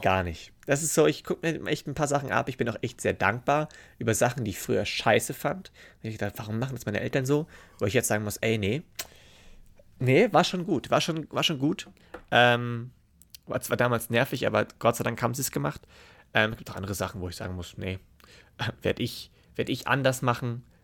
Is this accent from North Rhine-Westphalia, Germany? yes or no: no; Memmingen, Bavaria, Germany; Bei uns in Memmingen